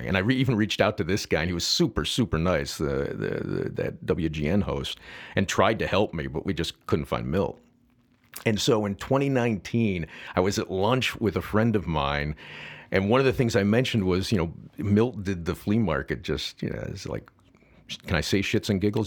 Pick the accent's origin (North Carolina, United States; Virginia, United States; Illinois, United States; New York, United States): Illinois, United States; St. Charles; I grew up, as I said, in Saint Charles